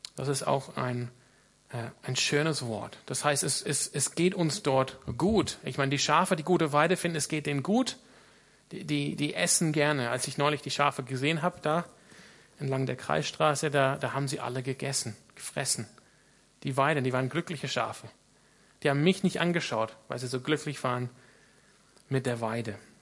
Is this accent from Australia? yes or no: yes; Australia; now in Freiburg, Germany; ich komme aus Australien